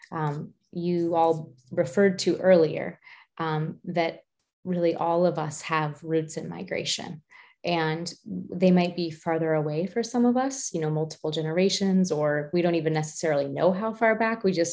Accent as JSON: {"language": "English", "country": "United States", "said": "I'm American"}